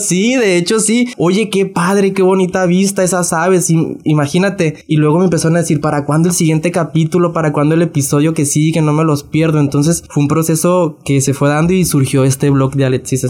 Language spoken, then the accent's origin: Spanish; Navolato, Sinaloa, Mexico; soy de una comunidad de Nabolato.